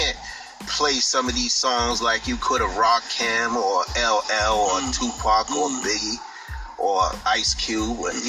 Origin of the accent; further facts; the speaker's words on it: Boston, Massachusetts, United States; I'm from Mattapan. Born and raised.